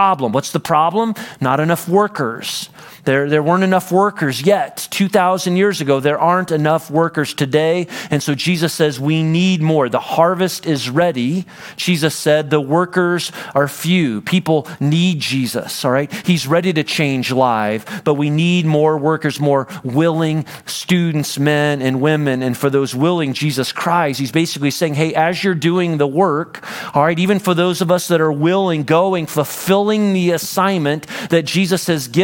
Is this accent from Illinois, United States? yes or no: yes; Central Illinois, United States; moved away; I grew up in Central Illinois